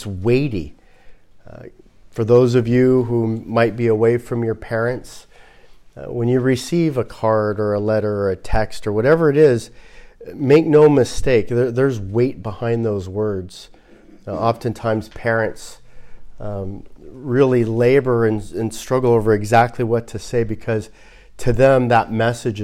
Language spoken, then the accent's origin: English; Los Angeles, California, United States; I'm from Los Angeles. So I'm a person from Los Angeles